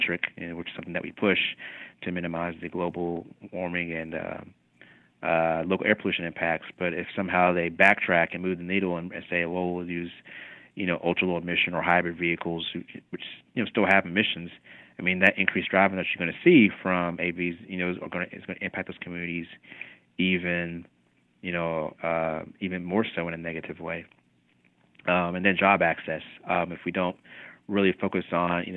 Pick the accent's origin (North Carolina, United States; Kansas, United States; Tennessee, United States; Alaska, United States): Tennessee, United States; Kingsport; now in Alexandria, United States; I grew up in East Tennessee in a city called Kingsport, about an hour northeast of Knoxville.